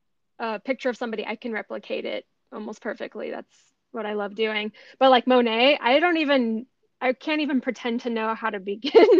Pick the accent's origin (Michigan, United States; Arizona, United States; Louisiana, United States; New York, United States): Arizona, United States; also born or lived in Arkansas; I grew up in Arizona. I did move to Arkansas for a brief period of time, but I've mostly just lived in the desert